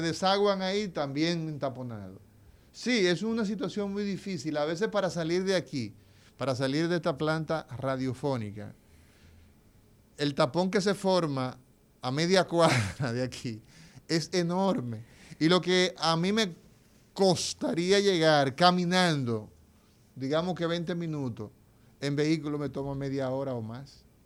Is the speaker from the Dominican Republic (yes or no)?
yes; Dominican Republic; somos los dominicanos